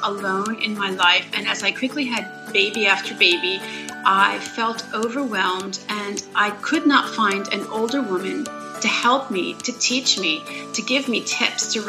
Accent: Philadelphia, Pennsylvania, United States; moved away as an adult; I was raised in a Jewish home in Philadelphia

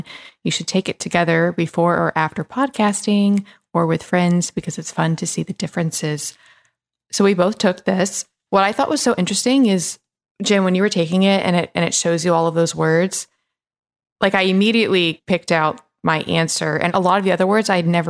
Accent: Atlanta, Georgia, United States; also born or lived in Memphis / Los Angeles; It was weird for me because I grew up in Atlanta and then Memphis and then LA.

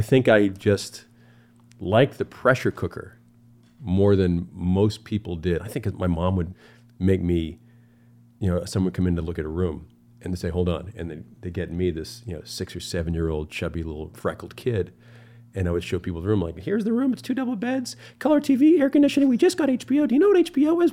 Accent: Cape Cod, Massachusetts, United States; now in California, United States; growing up in Cape Cod

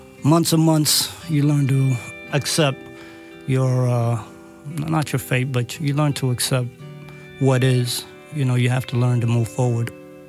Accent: Manhattan, New York, United States; I'm from Manhattan, and I am a case manager at a place called Project Renewal in Manhattan.

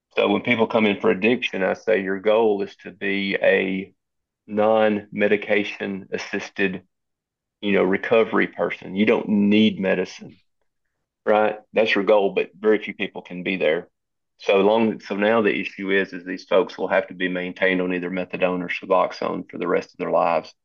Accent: Southwest Tennessee, United States; I grew, born and raised in Southwest Tennessee. I'm assuming you can hear that in my voice

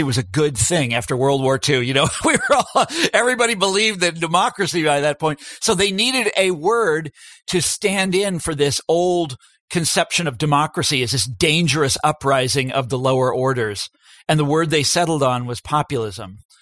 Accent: Kansas, United States; my home state of Kansas

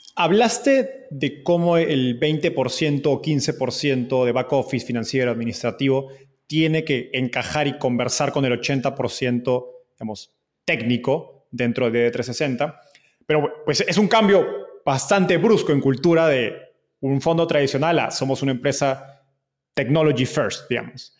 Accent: Peru; se llama Acrópolis en Lima, yo soy de Perú

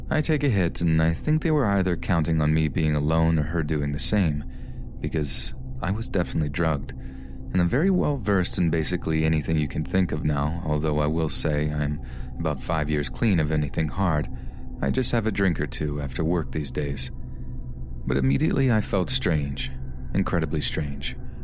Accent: Las Vegas, Nevada, United States; I grew up in Las Vegas, and there is a huge freeway that runs through the desert and makes a giant loop around the city called the 215.

